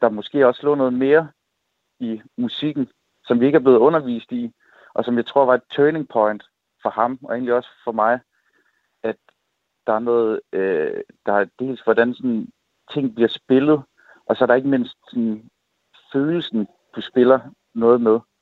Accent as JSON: {"language": "Danish", "town": "Assens", "region": "Southern Denmark", "country": "Denmark", "tie": "born or raised there", "said": "hjemme i Assens"}